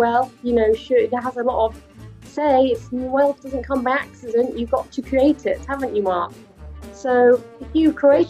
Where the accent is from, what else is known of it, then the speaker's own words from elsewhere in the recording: United Kingdom; we as British people, where, you know, we're all going to share in our future of whatever comes.